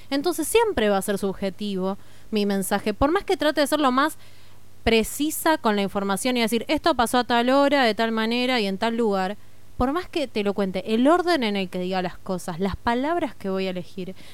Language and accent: Spanish; Argentina; Somos Argentina, no somos España.